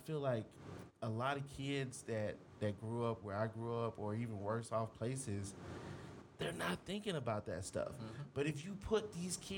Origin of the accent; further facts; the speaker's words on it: Houston, Texas, United States; South Texas. I grew up in Houston